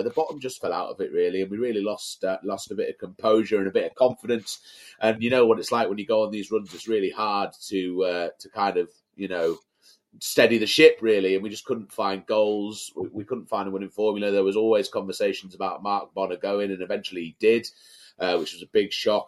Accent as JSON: {"language": "English", "town": "Carlisle", "region": "North West England", "country": "United Kingdom", "tie": "born or raised there", "said": "Born and raised in Carlisle, first 20 years of my life. Went to school in Brampton."}